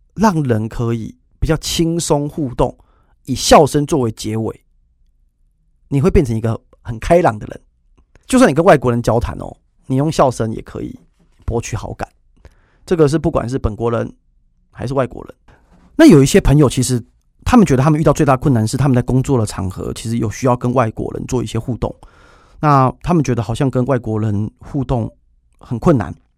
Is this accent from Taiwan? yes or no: yes; Taiwan; 就是我们台湾人